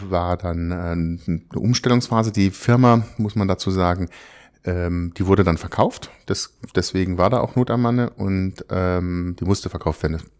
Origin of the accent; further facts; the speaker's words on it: Freiburg, Baden-Württemberg, Germany; Ich komme aus Süddeutschland, ich bin in Freiburg geboren, da unten in der Ecke dann